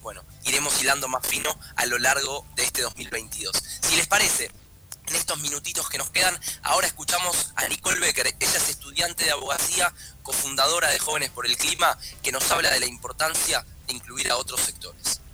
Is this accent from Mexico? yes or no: no; Argentina; nuestro país